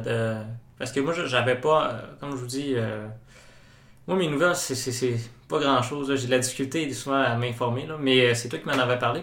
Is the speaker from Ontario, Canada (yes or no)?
no; Saguenay, Quebec, Canada; je viens de la région, je viens du Saguenay